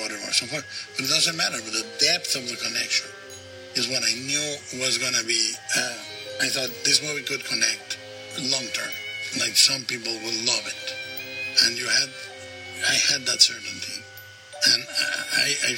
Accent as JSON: {"language": "English", "country": "Mexico", "tie": "born or raised there", "said": "the melodrama I grew up with in Mexico"}